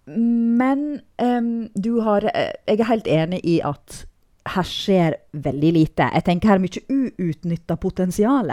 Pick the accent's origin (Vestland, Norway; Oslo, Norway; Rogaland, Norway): Vestland, Norway; Nordfjord; jeg er nordfjording